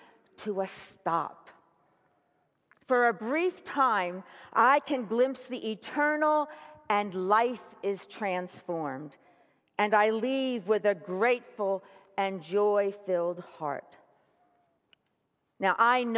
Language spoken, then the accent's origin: English; Philadelphia, Pennsylvania, United States; moved away; Philadelphia, my hometown